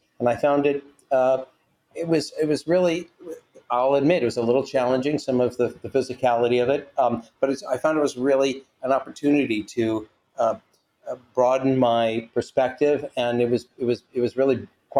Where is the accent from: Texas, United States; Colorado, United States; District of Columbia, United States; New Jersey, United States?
District of Columbia, United States; Washington; now in California, United States; Not from California originally, no. I'm from Washington, D.C. originally.